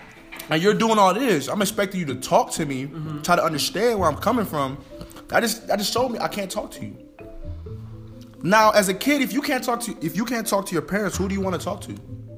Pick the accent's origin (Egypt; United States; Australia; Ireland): United States; Now, growing up as a kid, growing up in America, when we first came to Mount Bello, you know what I'm saying? My Bella Ring Valley, I was exposed to a lot.